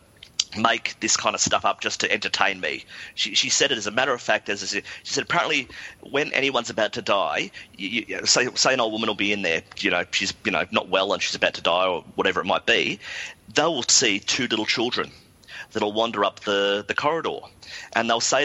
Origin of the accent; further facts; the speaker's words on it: Australia; moved away as an adult; now in London, United Kingdom; when you're growing up in Australia